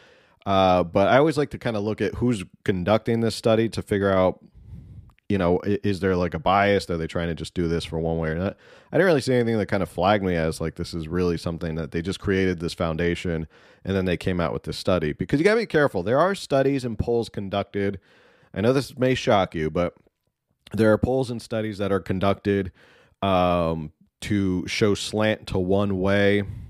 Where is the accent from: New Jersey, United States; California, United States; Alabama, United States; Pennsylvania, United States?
New Jersey, United States; My home state of New Jersey was the worst performing state, the study found.